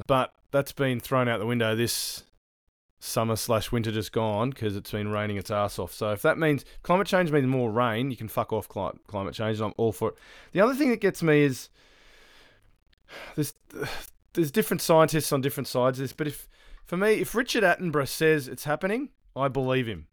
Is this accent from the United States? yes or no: no; Australia; now in New Zealand; as an Australian